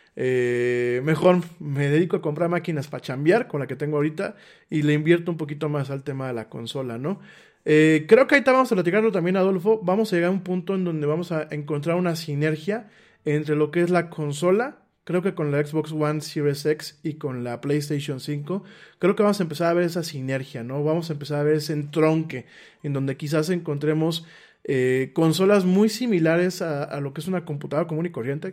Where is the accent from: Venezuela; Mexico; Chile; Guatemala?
Mexico; para los que somos mexicanos